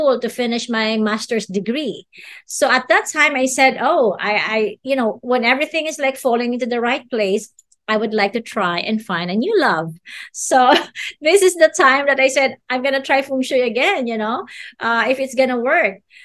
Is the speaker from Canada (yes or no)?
no; Philippines; as a Filipino